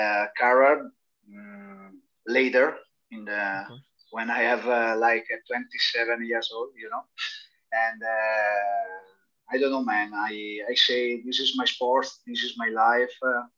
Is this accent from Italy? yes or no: yes; Brescia, Lombardy, Italy; English is a second language; from Brescia. You know, it's the big city in the north of Italy.